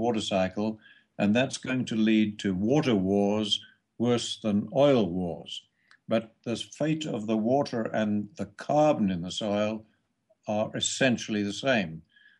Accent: Australia; we're both Australian.

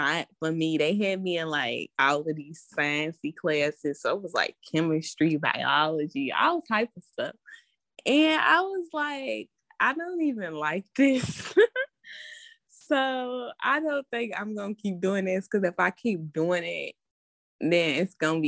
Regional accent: Louisville, Kentucky, United States; I'm 22 and I'm from Louisville, Kentucky

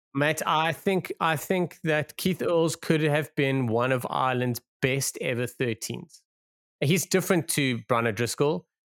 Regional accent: South Africa; as a South African

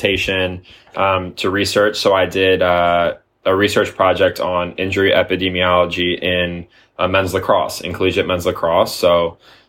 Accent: Maryland, United States; moved away; So I'm from Maryland originally, out on the East Coast by Washington, D.C.

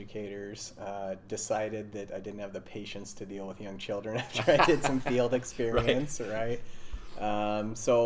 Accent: Montana, United States; I'm originally from Montana, long line of Montanans. I think I'm fifth generation.

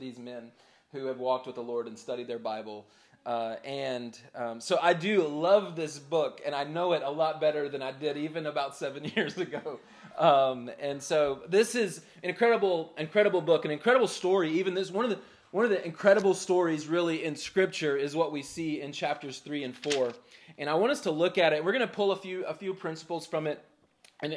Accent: Charlotte, North Carolina, United States; I grew up in Charlotte

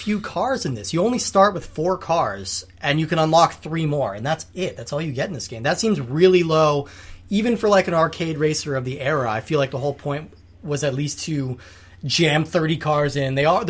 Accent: California, United States; moved away; I'm from California originally.

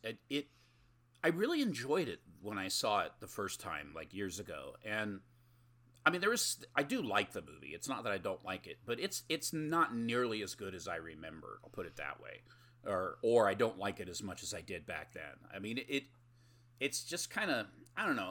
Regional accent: United States; I'm American

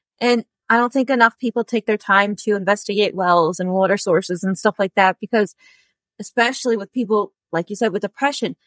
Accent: upstate New York, United States; we're from New York, upstate New York

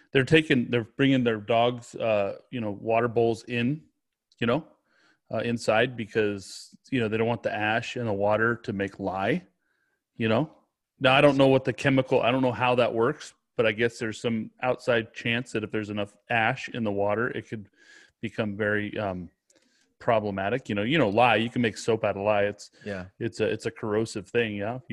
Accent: Sacramento, California, United States; moved away; I'm from Sacramento

